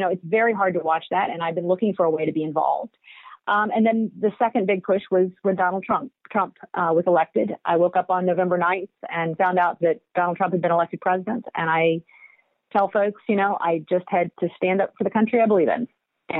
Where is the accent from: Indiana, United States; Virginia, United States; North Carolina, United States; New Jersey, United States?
Virginia, United States; Roanoke; moved away as an adult; also born or lived in Washington, D.C.; now in Georgia, United States; I grew up in Roanoke, Virginia